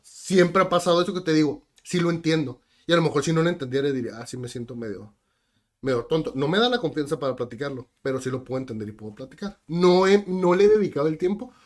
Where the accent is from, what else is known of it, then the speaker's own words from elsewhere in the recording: Tijuana, Baja California, Mexico; Soy de Tijuana, ya he visitado otros lugares, pero prácticamente toda mi vida, si no es que toda mi vida estoy aquí en Tijuana.